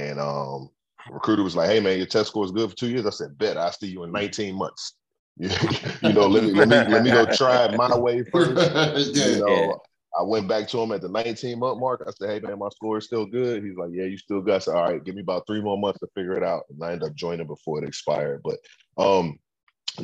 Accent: Forest Heights, Maryland, United States; also born or lived in Temple Hills; I grew up in Forest Heights, man, in the 90s, between Forest Heights and Temple Hills

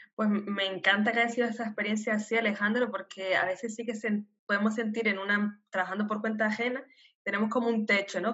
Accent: Canary Islands, Spain; first language Spanish; moved away as an adult; nacida en Canarias

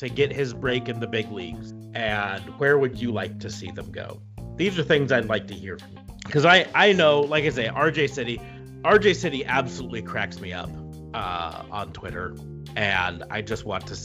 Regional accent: United States; I love being an American

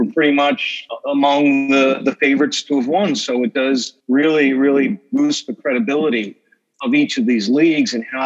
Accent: East Meadow, New York, United States; I grew up in East Meadow, Long Island, went to Hofstra Law School, I lived maybe 20, 30 years in East Meadow.

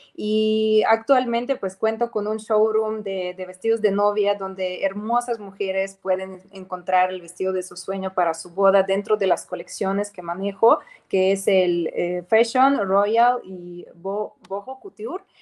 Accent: Ukraine; Spanish is a second language; moved away as an adult; also born or lived in Mexico; now in Cancún, Mexico; realmente sí soy de Ucrania

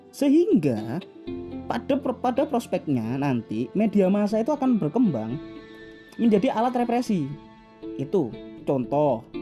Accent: Java, Indonesia; dulu saya sebagai orang Jawa tidak tahu informasi apapun yang ada di Aceh saya sebagai orang Jawa waktu saya dulu waktu kecil waktu umur-umur 10 tahun

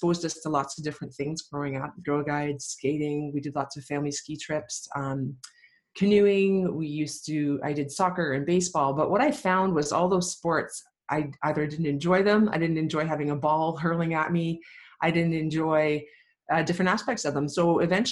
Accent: Lindsay, Ontario, Canada; I grew up in Lindsay, Ontario, great small town, about 12,000 people when I was growing up

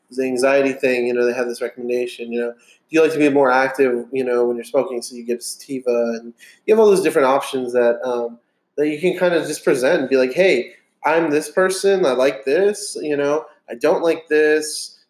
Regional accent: Texas, United States; We're just Texans

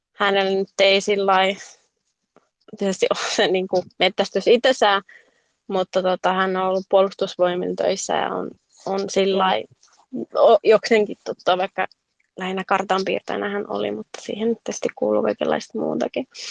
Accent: Helsinki, Uusimaa, Finland; now in Jokioinen, Finland; mä oon alun perin kotoisin Helsingistä, mutta nykyään asun Jokioisilla

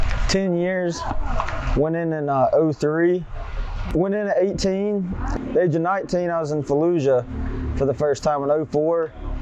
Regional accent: Statesville, North Carolina, United States; moved away as an adult; also born or lived in Asheville, North Carolina; now in California, United States; I'm from Statesville, North Carolina. About 40 minutes from Charlotte.

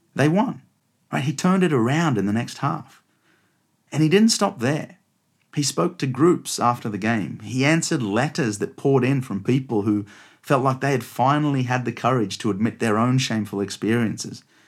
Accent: Australia; now in London, United Kingdom; you can probably tell by my accent that I was born and raised in Australia, but I'm now based out of London.

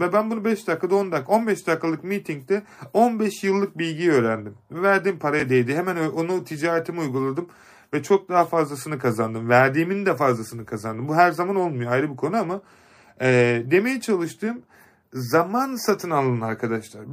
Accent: Kars, Kars Province, Turkey; moved away; Kars'a geleceğiz. Ee, memleketim.

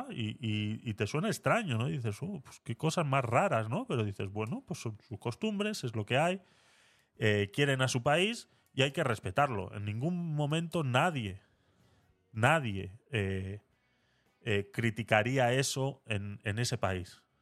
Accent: Panama; now in Spain; yo me crié en Panamá. O sea, yo me fui de España con mis padres cuando yo tenía 15 años y 15 años después volví a España, ¿no? Entonces, eh, me fui con 15, volví con 30.

